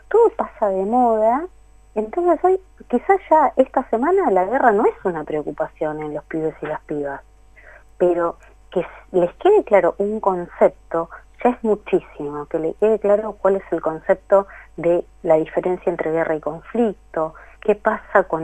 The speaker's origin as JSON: {"language": "Spanish", "region": "Buenos Aires Province", "country": "Argentina", "said": "yo soy de provincia de Buenos Aires, ¿no?"}